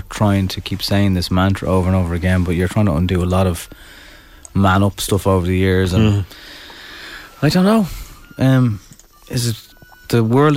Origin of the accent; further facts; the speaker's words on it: Ireland; We're Irish.